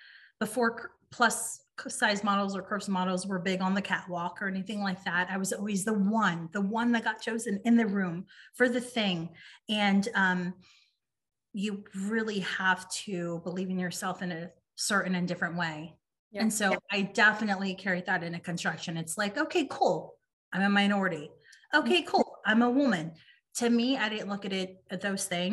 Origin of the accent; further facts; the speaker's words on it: San Antonio, Texas, United States; moved away as an adult; also born or lived in Los Angeles, California; Moved back to San Antonio